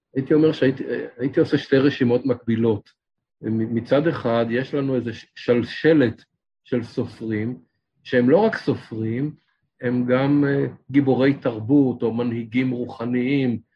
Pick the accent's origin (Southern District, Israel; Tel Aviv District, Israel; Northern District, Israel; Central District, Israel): Tel Aviv District, Israel; Ramat Gan; גדלתי ברמת גן